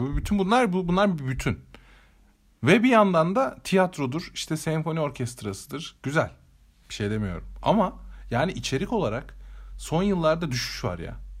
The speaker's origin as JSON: {"language": "Turkish", "region": "Eskişehir", "country": "Turkey", "said": "biz de buralıyız"}